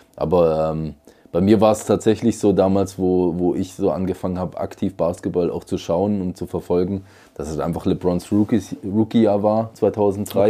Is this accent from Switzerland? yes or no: yes; Switzerland; bei uns in der Schweiz